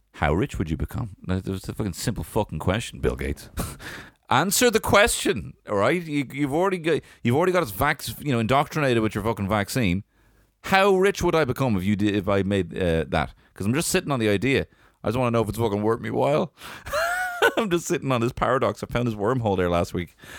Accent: Ireland; I'm Irish

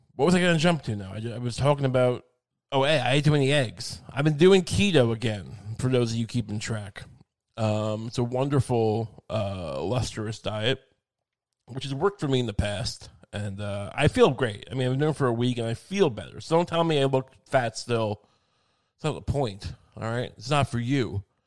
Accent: Long Island, New York, United States; I grew up in Long Island

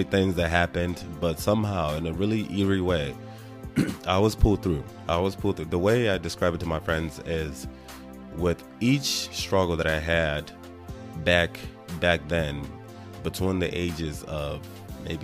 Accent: Nigeria; I was born and raised in Nigeria

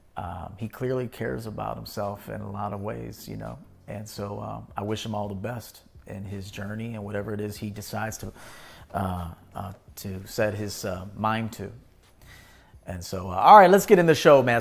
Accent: Chicago, Illinois, United States; I'm from Chicago

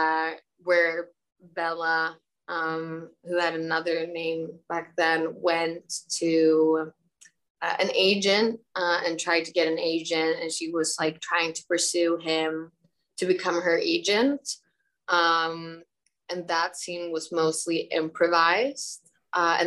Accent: Stockholm, Stockholm County, Sweden; I'm born and raised in Stockholm in Sweden

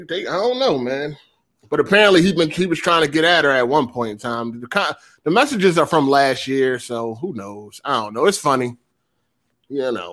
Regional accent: Philadelphia, Pennsylvania, United States; I am from the Philadelphia area

